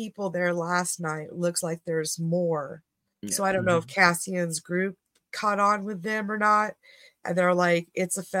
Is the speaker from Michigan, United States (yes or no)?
no; Monterey Bay area, California, United States; I'm from the Monterey Bay area